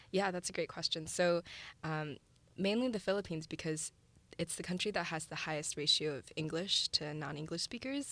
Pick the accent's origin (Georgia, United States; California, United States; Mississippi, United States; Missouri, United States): Missouri, United States; St. Louis; moved away as an adult; also born or lived in China / San Francisco; I was born in China, and then my family and I immigrated to Saint Louis, Missouri when I was six